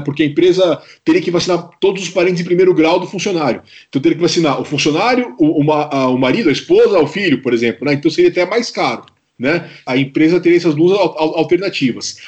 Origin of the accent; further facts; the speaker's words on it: Brazil; nós, nós como brasileiros